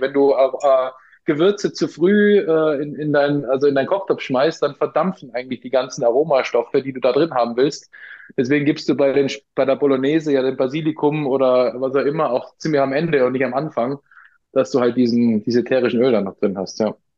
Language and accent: German; Austria; accent: Austrian dialect; now in Munich, Germany; gebürtig aus Österreich, deswegen äh, ab und zu sorry für meine für meinen Dialekt